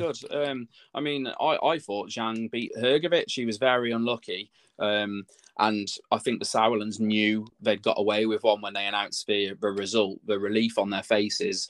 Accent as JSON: {"language": "English", "town": "Telford", "region": "West Midlands", "country": "United Kingdom", "tie": "born or raised there", "said": "in Telford. It was in my hometown"}